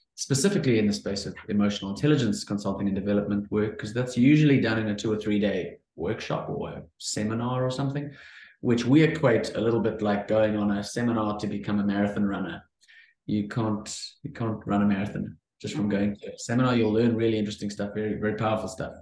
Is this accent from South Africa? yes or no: yes; Cape Town, Western Cape, South Africa; I am from Cape Town, South Africa